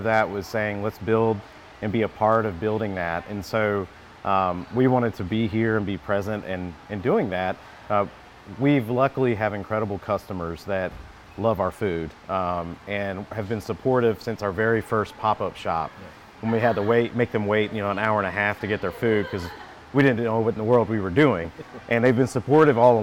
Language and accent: English; Kentucky, United States; moved away as an adult; also born or lived in Wilson, North Carolina; now in North Carolina, United States; I am from Kentucky.